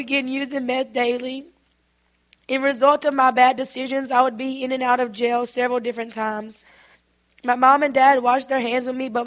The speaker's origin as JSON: {"language": "English", "town": "Minden", "region": "Louisiana", "country": "United States", "said": "I'm from Minden, Louisiana. I grew up in what I would consider a wonderful home."}